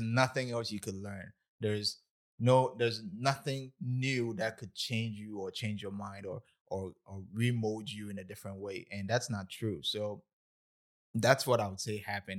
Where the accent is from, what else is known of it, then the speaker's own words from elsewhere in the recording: Ghana; moved away as an adult; now in United States; I was born and raised in Ghana, West Africa, October thirty-first, nineteen ninety-six